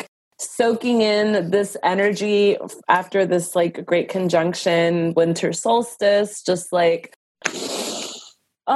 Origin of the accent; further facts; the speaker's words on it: Los Angeles, California, United States; I was born and raised in Los Angeles, California of immigrant parents